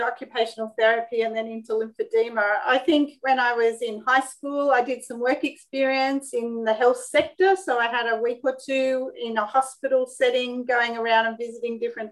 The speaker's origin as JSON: {"language": "English", "town": "Sydney", "region": "New South Wales", "country": "Australia", "tie": "born or raised there", "said": "I'm born and bred in Sydney, Australia"}